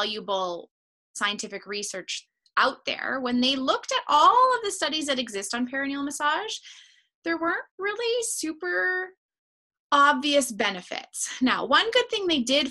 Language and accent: English; Canada; I'm a Canadian